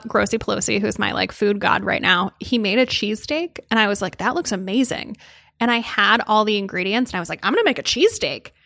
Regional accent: outside of New Haven, Connecticut, United States; I grew up outside of New Haven

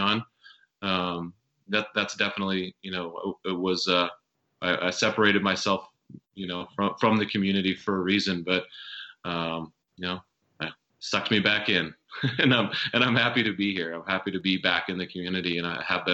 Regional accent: South Dakota, United States; moved away as an adult; also born or lived in Washington, D.C.; I grew up in South Dakota

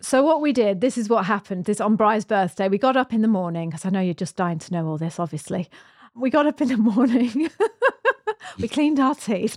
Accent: United Kingdom; moved away as an adult; now in New Zealand; We're British. We emigrated to New Zealand fourteen years ago

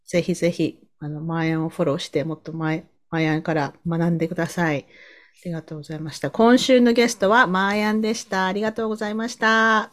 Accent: Sasebo, Nagasaki, Japan; moved away as an adult; now in Canada; 私も長崎なんですって言ったら、え、どちらですかって聞かれて、え、佐世保ですって言ったら

